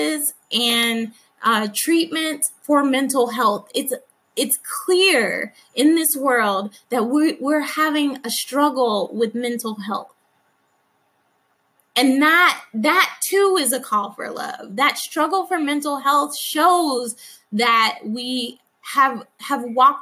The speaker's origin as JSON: {"language": "English", "region": "Alabama", "country": "United States", "tie": "born or raised there", "said": "I grew up in Alabama"}